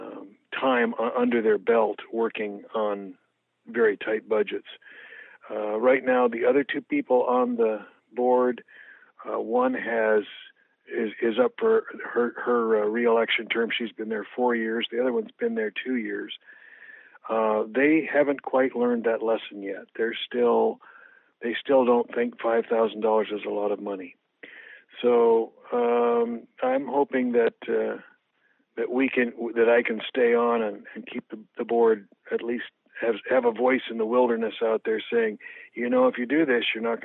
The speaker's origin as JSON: {"language": "English", "area": "San Francisco Bay Area", "region": "California", "country": "United States", "tie": "born or raised there", "also_born_or_lived": "Oregon", "moved": "as an adult", "lives_now": "Pacific County, United States", "said": "I'm a fugitive from California. I grew up in the San Francisco Bay Area."}